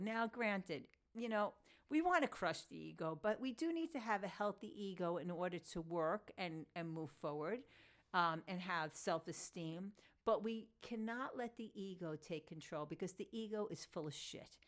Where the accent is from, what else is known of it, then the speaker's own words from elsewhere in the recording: Long Island, New York, United States; accent: New York Long Island Jewish; my New York, um, Long Island Jewish accent